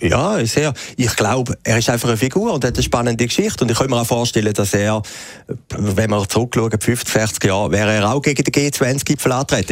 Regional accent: Schaffhausen, Switzerland; Die, äh, Uhrenfabrik aus meiner Heimatstadt im Norden von der Schweiz

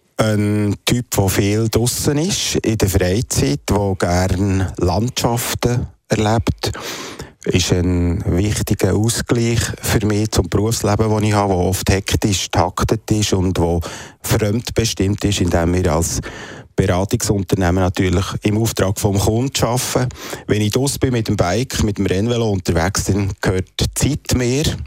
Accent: Emmental, Bern, Switzerland; Ich komme eigentlich, ich bin ein Emmentaler

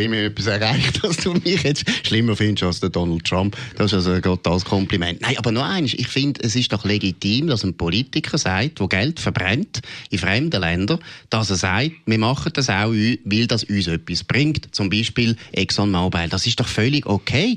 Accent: Switzerland

